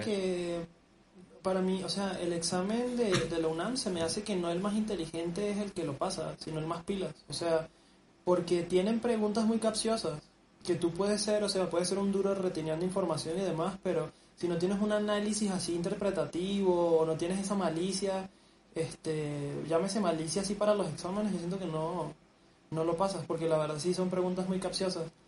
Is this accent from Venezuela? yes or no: yes; Venezuela; now in Mexico; nosotros somos chamos venezolanos